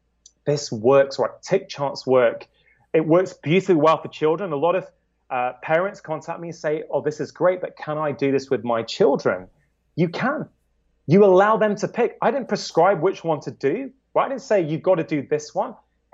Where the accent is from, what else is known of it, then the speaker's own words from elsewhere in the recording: United Kingdom; As a Brit, there is no way in hell that people in England are going to say, I am awesome after doing a workout. We're too reserved for that, right?